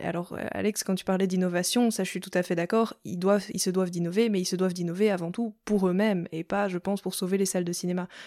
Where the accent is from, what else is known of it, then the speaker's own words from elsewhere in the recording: Belgium; moi je suis belge